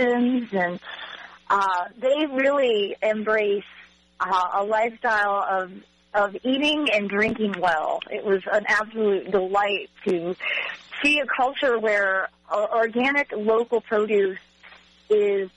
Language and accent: English; Michigan, United States; moved away as an adult; also born or lived in North Carolina; now in Fuquay-Varina, United States; I'm originally from Michigan